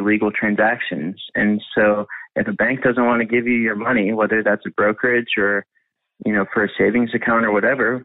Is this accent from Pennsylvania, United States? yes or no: yes; Pittsburgh, Pennsylvania, United States; I grew up in Pittsburgh